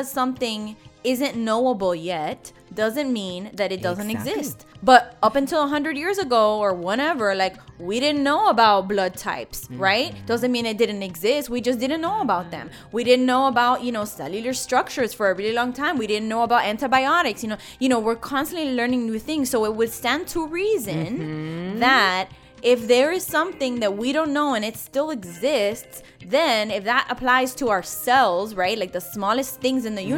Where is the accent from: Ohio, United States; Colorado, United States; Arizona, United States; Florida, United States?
Florida, United States; Miami; I'm from Miami